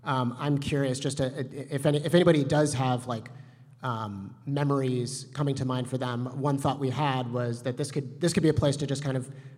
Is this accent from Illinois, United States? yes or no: yes; Chicago, Illinois, United States; I grew up here in the Chicago area